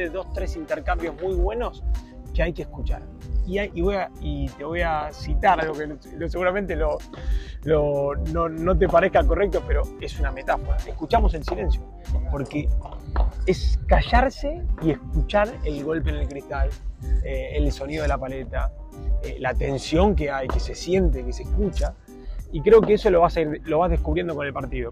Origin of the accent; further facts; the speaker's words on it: Argentina; siendo argentino